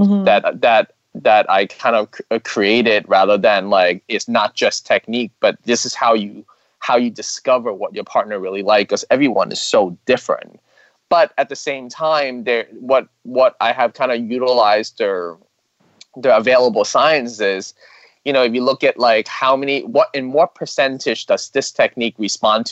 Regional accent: Hong Kong; I'm Chinese. I'm from Hong Kong.

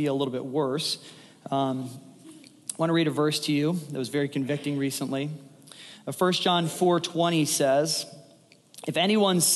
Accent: United States; we as Americans

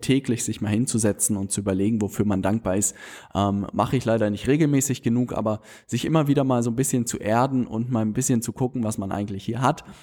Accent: Hamburg, Germany; wir Hamburger

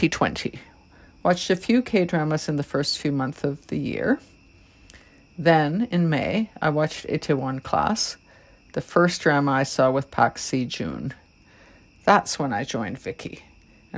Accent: Toronto, Ontario, Canada; I'm from Toronto, Canada

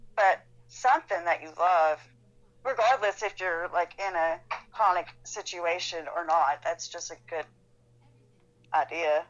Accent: Athens, Tennessee, United States; moved away; I grew up in Athens, Tennessee, so I did a lot of acting there

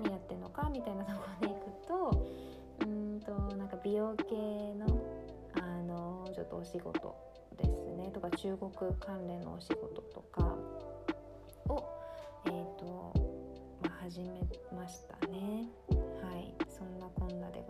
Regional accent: Tokyo, Japan; born there; also born or lived in Iwate / Shizuoka / Hokkaido / Kyoto; now in Kanagawa, Japan; 生まれは東京なんですけど東京2年岩手5年静岡3年、えー、それ以降北海道大学から京都で4年間学び新卒は大阪で1年半働き

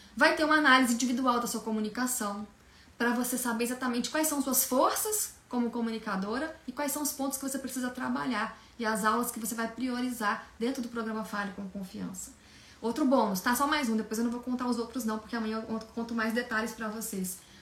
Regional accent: Minas Gerais, Brazil; moved away as an adult; now in São Paulo, Brazil; eu sou de Minas Gerais, eu vim para São Paulo há 16 anos, recém-formada

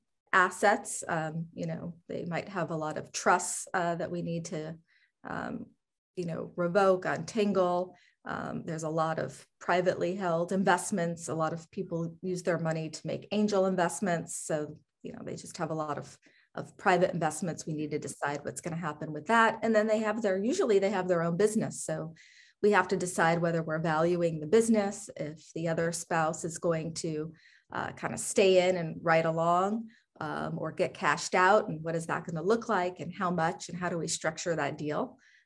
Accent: San Francisco, California, United States; also born or lived in Bay Area; I'm from San Francisco, and I've always lived in California.

